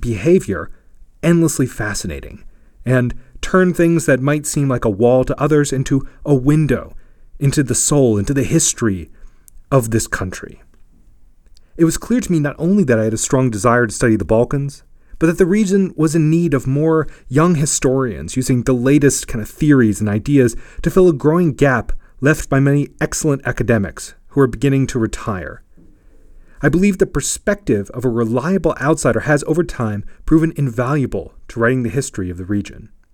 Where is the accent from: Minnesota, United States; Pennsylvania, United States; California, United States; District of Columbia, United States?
District of Columbia, United States; Washington; moved away as an adult; also born or lived in Virginia; now in Bulgaria; all over Virginia and Washington, D C, where I grew up.